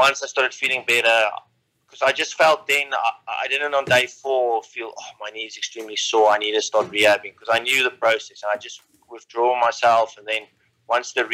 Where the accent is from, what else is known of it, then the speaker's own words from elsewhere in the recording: South Africa; growing up in South Africa, at a young age